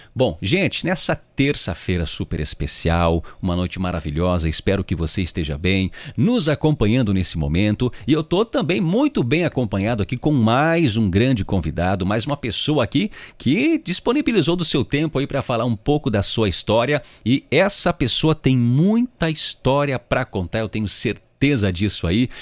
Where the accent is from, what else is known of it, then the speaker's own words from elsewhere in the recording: Rio Grande do Sul, Brazil; eu sou da região da fronteira oeste do estado, eu sou lá do Itaquina.